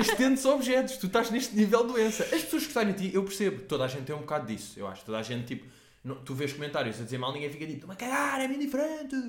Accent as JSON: {"language": "Portuguese", "country": "Portugal", "said": "nós os três somos portugueses"}